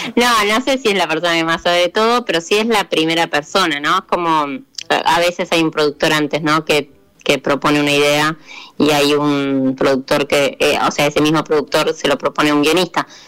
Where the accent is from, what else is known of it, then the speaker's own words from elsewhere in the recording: Chilecito, La Rioja, Argentina; now in Buenos Aires, Argentina; soy de La Rioja, de Chilecito